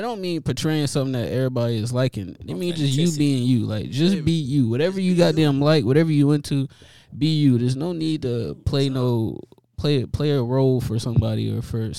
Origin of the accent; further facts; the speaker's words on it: Buffalo, New York, United States; moved away; I'm from Buffalo, New York originally. And up there is wild, you feel me? Especially the little area we from over there on Bailey Ave in Minnesota